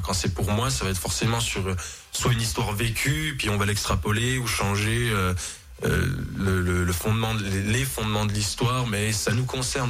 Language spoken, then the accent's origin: French; Jura, Bourgogne-Franche-Comté, France; C'est chez nous, dans le Jura, bien évidemment, avec, notre, avec nos bons lacs, nos belles montagnes, notre bon comté